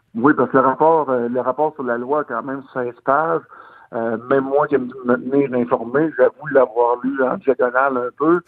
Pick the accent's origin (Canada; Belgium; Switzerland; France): Canada; Gaspésie, Quebec; je viens, de la Gaspésie, je viens d'un peuple accueillant